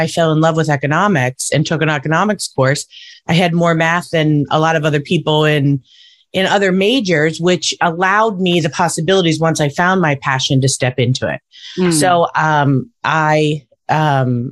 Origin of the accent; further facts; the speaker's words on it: Pittsburgh, Pennsylvania, United States; I'm from Pittsburgh originally.